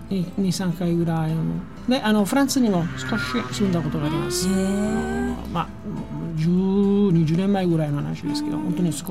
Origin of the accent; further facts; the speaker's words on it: Naples, Campania, Italy; first language Italian; Japanese is a second language; moved away as an adult; now in Kodaira, Japan; あ、イタリア人でナポリ出身です。うん、小平に住んでるのはもう11年とか10年ぐらいです。